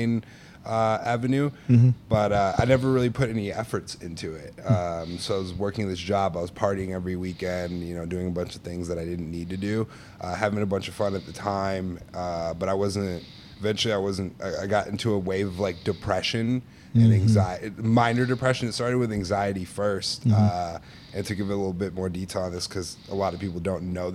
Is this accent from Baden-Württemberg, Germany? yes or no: yes; Stuttgart, Baden-Württemberg, Germany; also born or lived in Norway; now in Chicago, United States; I was born in Norway. I had the, you know, blessings of growing up in Stuttgart, Germany.